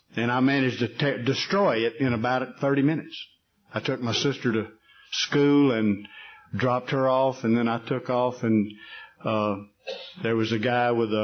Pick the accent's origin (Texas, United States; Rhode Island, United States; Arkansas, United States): Texas, United States; Atlanta; moved away as an adult; also born or lived in Dallas, Texas; now in Alaska, United States; as a young person in Atlanta, Texas, which is my hometown.